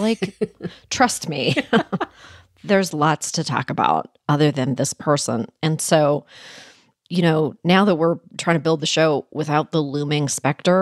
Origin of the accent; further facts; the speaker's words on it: Canada; moved away; I was born in Canada and I was raised there.